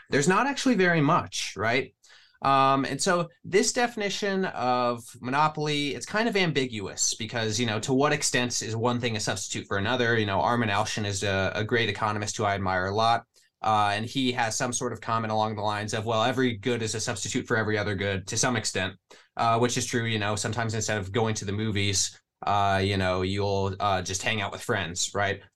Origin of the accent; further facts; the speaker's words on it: Midwest, United States; I'm from the Midwest.